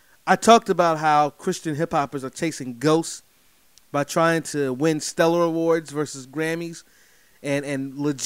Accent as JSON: {"language": "English", "town": "Durham", "region": "North Carolina", "country": "United States", "tie": "born or raised there", "said": "from right here in North Carolina, my hometown, by the way, Durham, North Carolina"}